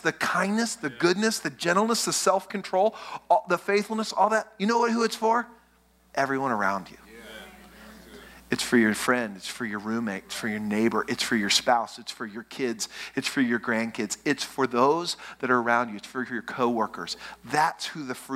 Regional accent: West Texas, United States; I grew up in West Texas.

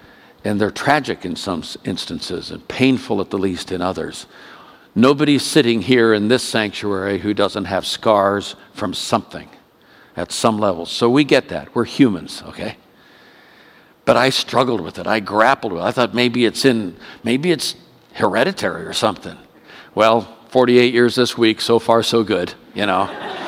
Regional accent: Oakland, California, United States; also born or lived in India; We spent 4 years in India, came back. I was brought up in Oakland, California, graduated high school there.

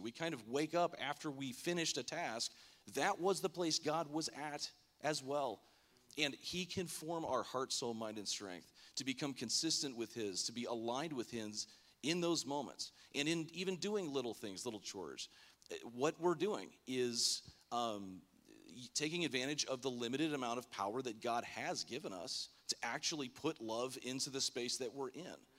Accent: Lake Worth, Florida, United States; moved away; I grew up in Florida, the West Palm, Lake Worth area in high school

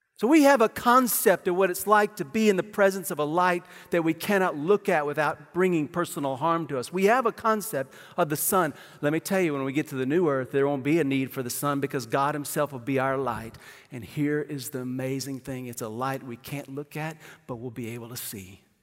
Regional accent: Amarillo, Texas, United States; also born or lived in Kansas City, Missouri; I was born in Kansas City, Missouri. I lived there till I was nine

